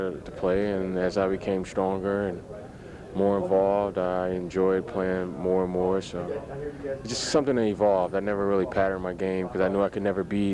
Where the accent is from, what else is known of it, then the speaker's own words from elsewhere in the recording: Detroit, Michigan, United States; Grew up in Detroit. I love the city and proud to be from Detroit and the Motor City.